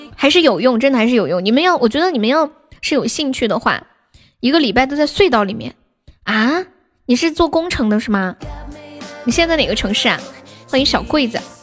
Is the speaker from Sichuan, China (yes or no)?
yes; Sichuan, China; 我不是山东的宝宝，我是四川到